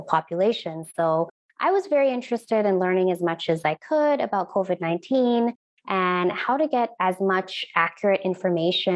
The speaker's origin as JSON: {"language": "English", "town": "Edmonton", "region": "Alberta", "country": "Canada", "tie": "born or raised there", "also_born_or_lived": "India", "said": "I was actually born in India, and my parents and I moved to Edmonton here in Alberta when I was 5 years old, and I grew up in Edmonton"}